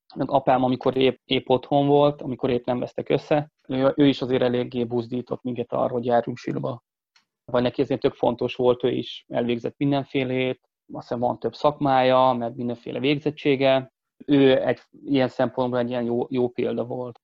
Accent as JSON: {"language": "Hungarian", "town": "Bag", "region": "Pest", "country": "Hungary", "tie": "born or raised there", "said": "Bagon nőttem fel, a Bagi cigánytelepen"}